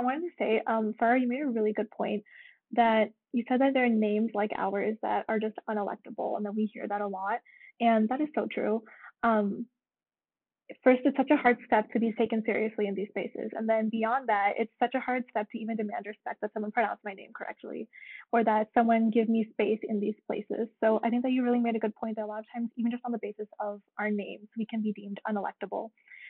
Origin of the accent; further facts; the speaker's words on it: Irvine, California, United States; So again, like I'm also from Irvine in Southern California. And growing up in Irvine, I think was a really unique way to grow up within Orange County. I feel like there is growing up in Orange County and then there's growing up in Irvine specifically.